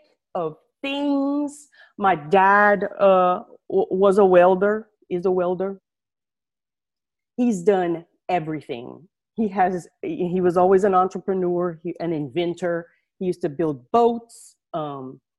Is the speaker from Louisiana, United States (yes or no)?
yes; Acadiana, Louisiana, United States; I'm from down south in Louisiana, way down south in Louisiana. I'm sure you can tell through my accent. We live in a region called Acadiana